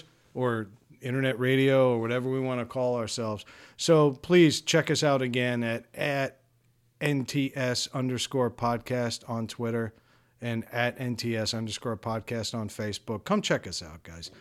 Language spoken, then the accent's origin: English; Long Island, New York, United States; now in Rhode Island, United States; I grew up on Long Island, which is way expensive.